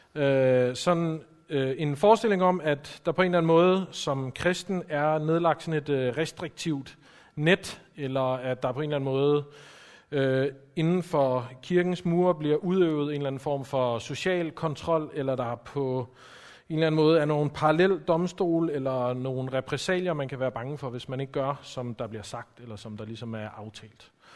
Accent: Copenhagen, Capital Region of Denmark, Denmark; som I kan høre, så er jeg også fra København

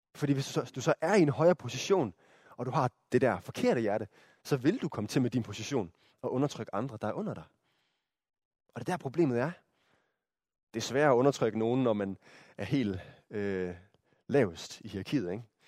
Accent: Denmark; som danskere

